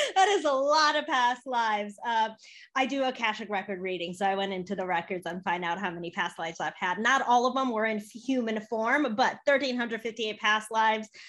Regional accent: Chicago, Illinois, United States; also born or lived in Poland; I was born in Poland. I came to the US when I was three years old. I grew up in Chicago

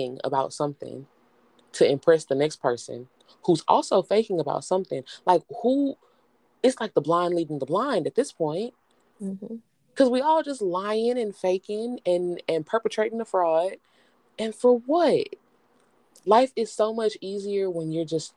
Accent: Houston, Texas, United States; I'm from Houston. So I say humble because we have a area called humble here.

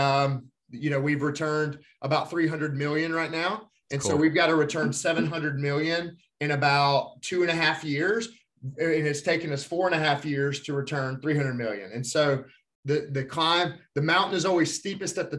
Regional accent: Alabama, United States; I'm from Alabama

